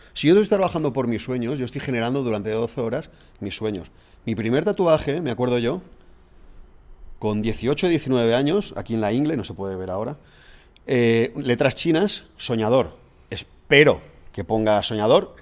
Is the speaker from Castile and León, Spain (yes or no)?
no; Alzira, Valencian Community, Spain; Soy de Alcira. A mucha honra.